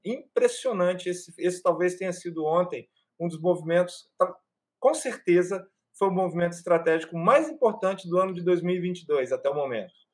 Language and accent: Portuguese; Brazil; Eu e o Cláudio somos brasileiros.